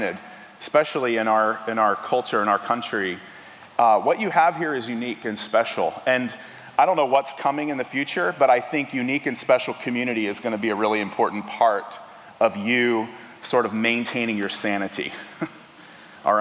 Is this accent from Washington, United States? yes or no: no; Tennessee, United States; now in Kentucky, United States; I'm originally from Tennessee